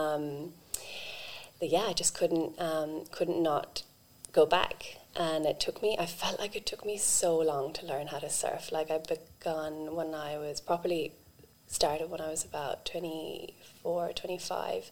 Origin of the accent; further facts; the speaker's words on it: Ireland; now in Australia; I grew up in Ireland on a farm